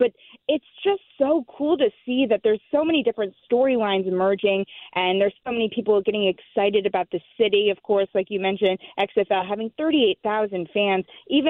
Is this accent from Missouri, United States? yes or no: yes; St. Louis, Missouri, United States; moved away; it was such an honor being able to debut in my hometown with this idol that I grew up watching.